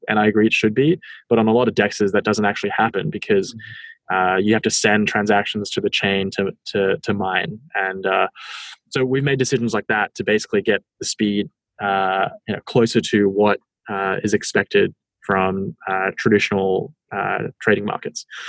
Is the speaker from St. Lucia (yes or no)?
no; Australia; I'm from Australia